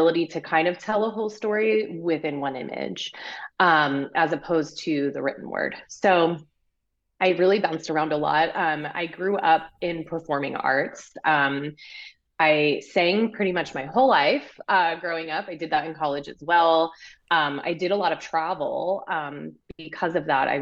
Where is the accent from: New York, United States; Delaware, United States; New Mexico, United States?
Delaware, United States; moved away; I grew up in Delaware, actually, very northern